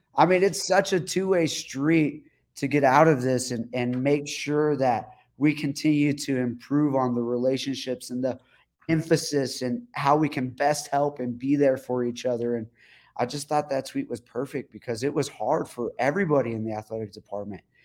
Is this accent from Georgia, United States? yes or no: no; El Paso, Texas, United States; my hometown